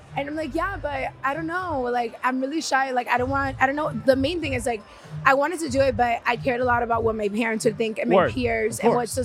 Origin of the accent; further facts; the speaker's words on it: Miami, Florida, United States; I'm from Miami. I'm born and raised there